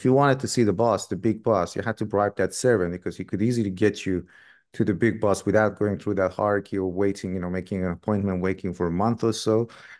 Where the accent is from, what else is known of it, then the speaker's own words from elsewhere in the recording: Iran; So I grew up in Iran myself.